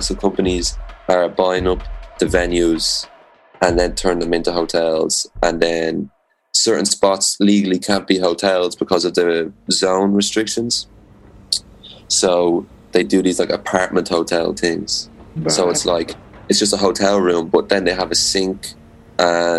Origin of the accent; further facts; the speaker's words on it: Rush, Leinster, Ireland; I'm from Dublin. I'm from a little spot outside of Dublin called Rush.